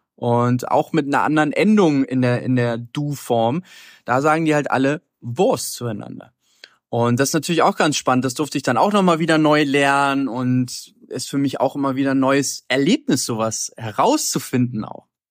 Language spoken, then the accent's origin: German; Hamburg, Germany; also born or lived in Berlin / Colombia; aus Hamburg, wo ich herkomme